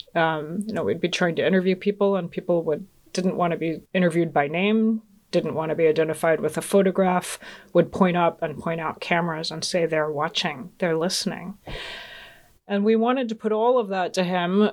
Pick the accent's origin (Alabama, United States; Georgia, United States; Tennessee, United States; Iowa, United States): Georgia, United States; also born or lived in Augsburg, Germany; growing up in Georgia